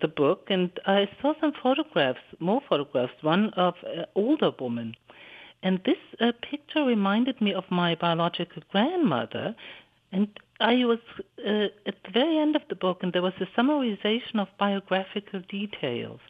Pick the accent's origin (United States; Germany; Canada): Germany; Hamburg; in a central library in Hamburg, where I live in my hometown